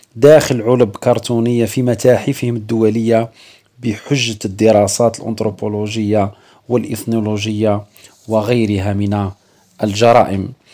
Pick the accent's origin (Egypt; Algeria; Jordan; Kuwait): Algeria; عندنا في الجزائر